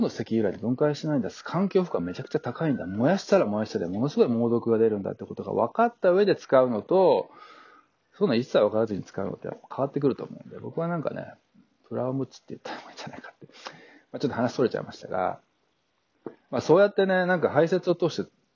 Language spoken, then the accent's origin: Japanese; Japan; moved away as an adult; now in New Zealand; 故郷の日本